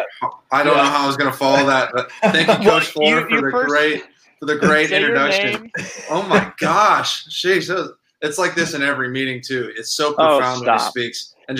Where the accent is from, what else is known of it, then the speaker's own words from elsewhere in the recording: Bay Area, California, United States; now in San Diego, United States; I'm from the Bay Area.